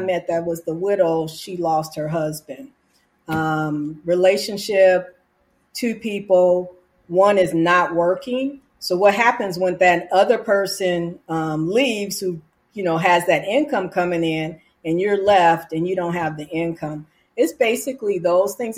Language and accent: English; California, United States; now in Arizona, United States; I'm from California